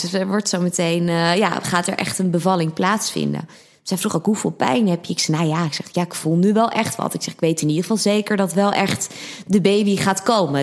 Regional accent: Harderwijk, Gelderland, Netherlands; also born or lived in Amsterdam; now in Blaricum, Netherlands; ik kom oorspronkelijk uit Harderwijk van de Veluwe

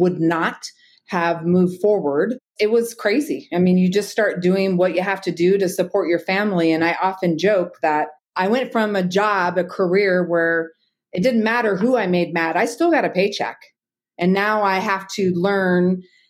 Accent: Bay Area, Northern California, United States; moved away as an adult; also born or lived in Twin Falls, Idaho; now in Boise, United States; I'm actually from Northern California, the Bay Area, and I worked in law enforcement there for 10 years.

